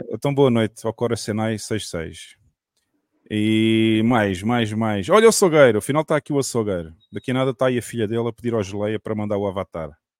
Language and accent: Portuguese; Algarve, Portugal; eu que sou do Algarve